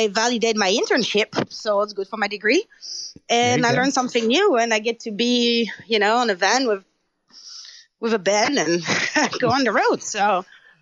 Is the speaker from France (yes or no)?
yes; France; English is a second language; moved away as an adult; my hometown that I knew, you know, very small hometown in France.